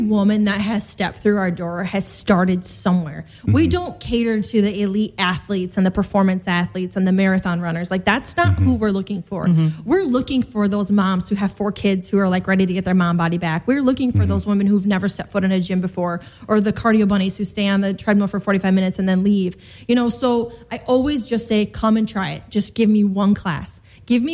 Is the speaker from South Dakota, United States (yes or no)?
yes; South Dakota, United States; now in Chicago, United States; I'm originally from South Dakota, so I'm like down home, like middle